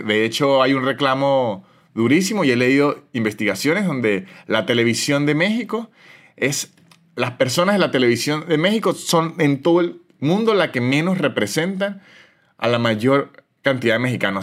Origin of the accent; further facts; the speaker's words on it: San Cristóbal, Táchira, Venezuela; moved away as an adult; de donde soy yo, que es de San Cristóbal, es una ciudad muy de fútbol